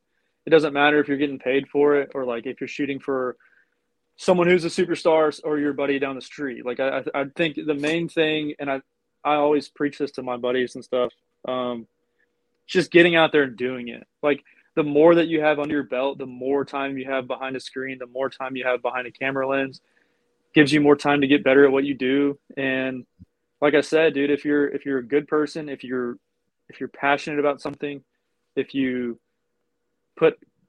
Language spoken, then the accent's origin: English; Gainesville, Texas, United States; also born or lived in Eureka, Texas; now in Conroe, United States; we grew up in Gainesville, which is like really close to the Texas-Oklahoma border